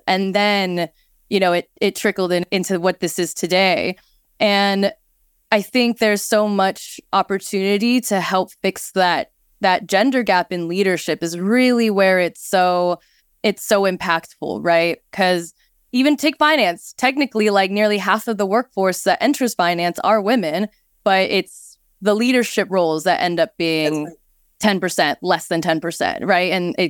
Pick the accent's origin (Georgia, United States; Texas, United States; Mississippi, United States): Texas, United States; I grew up in Texas partly, so I do know some Texas Hold'em